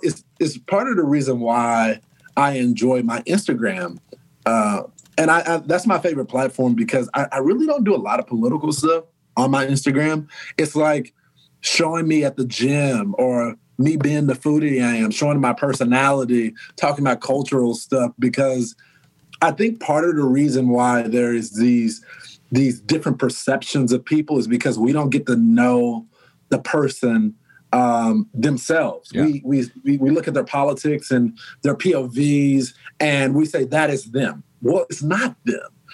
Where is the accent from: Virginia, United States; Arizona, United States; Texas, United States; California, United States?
Texas, United States; moved away as an adult; now in New York, United States; we're the most loving people